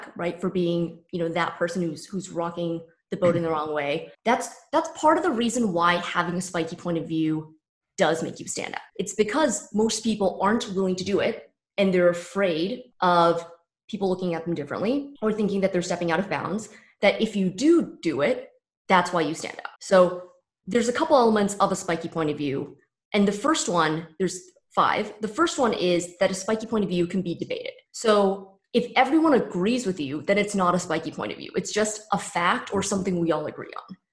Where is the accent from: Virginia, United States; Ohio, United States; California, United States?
California, United States; San Francisco Bay Area; born or raised there; moved away as an adult; also born or lived in New York